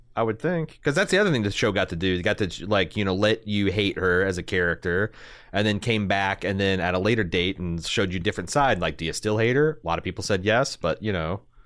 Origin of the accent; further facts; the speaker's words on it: Indiana, United States; I'm a kid from Indiana